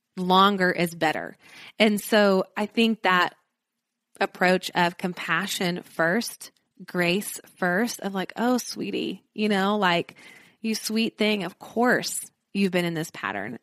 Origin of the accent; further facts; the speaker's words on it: Nashville, Tennessee, United States; I'm from Nashville